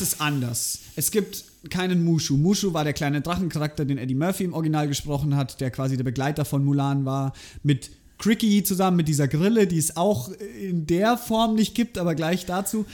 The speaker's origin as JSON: {"language": "German", "country": "Germany", "said": "bei uns in Deutschland"}